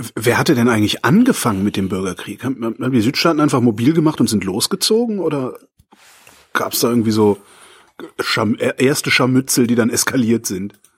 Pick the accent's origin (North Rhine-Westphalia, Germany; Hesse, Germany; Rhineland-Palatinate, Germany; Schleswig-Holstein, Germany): North Rhine-Westphalia, Germany; Erftstadt; aus dem ähm, Ort, in dem ich zur Schule gegangen bin, aus Erftstadt.